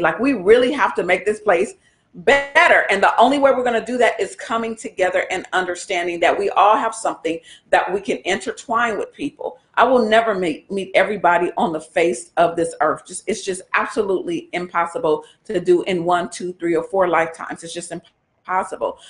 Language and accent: English; United States; us as African American, Black citizens American